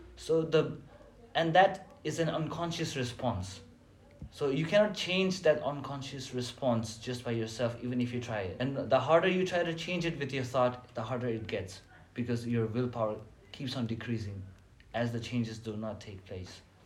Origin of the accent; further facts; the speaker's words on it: Nepal; moved away as an adult; now in China; I'm from Nepal